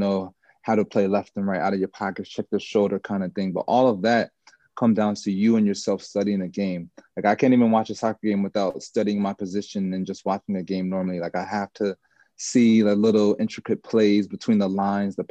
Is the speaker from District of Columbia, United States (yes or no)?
yes; Washington, District of Columbia, United States; also born or lived in Olney, Maryland / Jamaica (ancestry); now in Charlotte, United States; I'm from DC